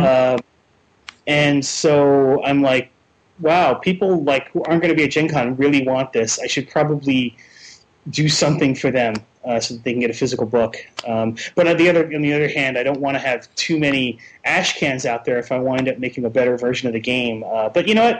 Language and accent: English; New Jersey, United States; I'm from New Jersey, and I'm in Seattle for a uh, week